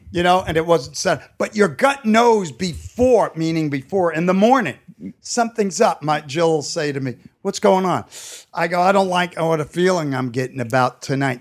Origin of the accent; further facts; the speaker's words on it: New York City, New York, United States; growing up in New York